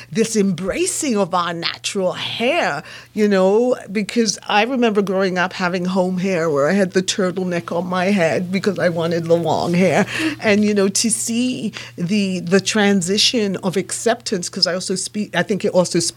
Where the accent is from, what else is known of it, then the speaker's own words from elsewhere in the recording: England, United Kingdom; I was born and raised in England